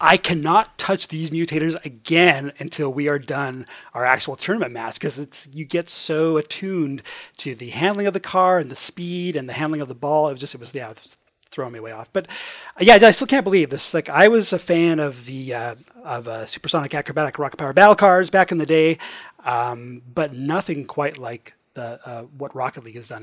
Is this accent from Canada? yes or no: yes; Edmonton, Alberta, Canada; now in Toronto, Canada; I am originally from Edmonton, Alberta